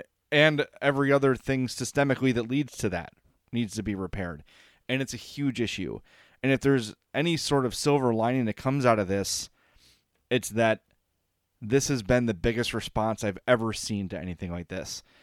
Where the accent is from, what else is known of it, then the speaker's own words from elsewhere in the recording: Oakland, California, United States; I grew up in Oakland.